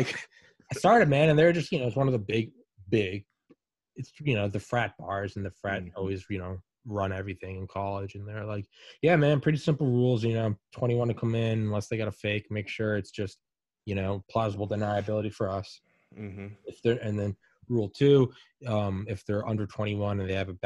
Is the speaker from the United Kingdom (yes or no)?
no; New England, United States; moved away; also born or lived in Atlanta, Georgia; I'm from New England